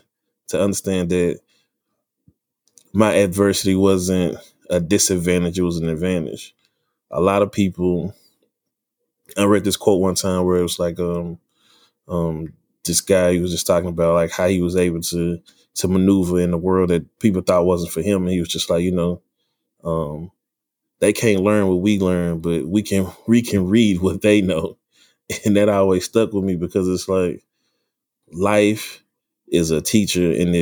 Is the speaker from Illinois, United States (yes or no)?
no; Dallas, Texas, United States; I'm from Dallas, Texas. West Dallas, to be precise.